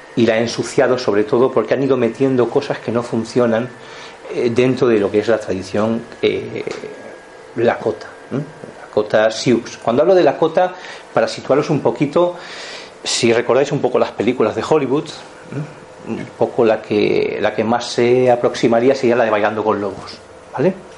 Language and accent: Spanish; Montseny, Catalonia, Spain; also born or lived in Barcelona; nací en Cataluña, en Barcelona, formo parte del Montseny, de las montañas del Montseny, porque es donde yo me he criado